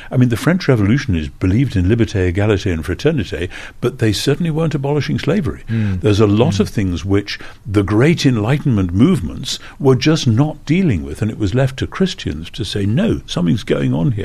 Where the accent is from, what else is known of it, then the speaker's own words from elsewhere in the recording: United Kingdom; as a Brit